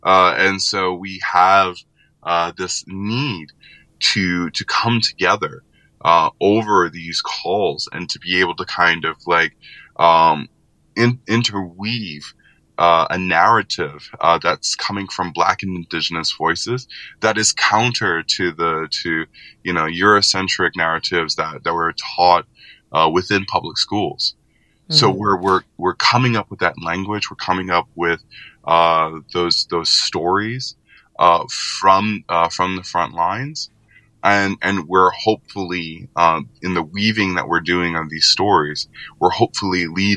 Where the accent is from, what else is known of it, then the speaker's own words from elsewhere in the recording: New Orleans, Louisiana, United States; growing up in New Orleans